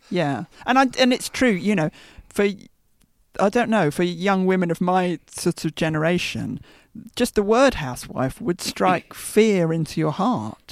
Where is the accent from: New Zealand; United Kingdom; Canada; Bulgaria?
United Kingdom; Brookmans Park, East of England; now in London, United Kingdom; when I went back to visit Brookman's Park, which is the little village, not a village, that I hmm. grew up